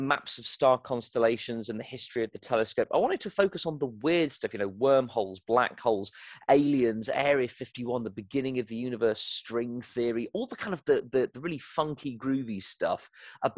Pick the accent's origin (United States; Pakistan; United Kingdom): United Kingdom; accent: British; also born or lived in Nigeria; I was raised in Nigeria on a missionary compound, but I returned to the UK, as you can probably tell from my accent, I am British, returned to the United Kingdom, started school there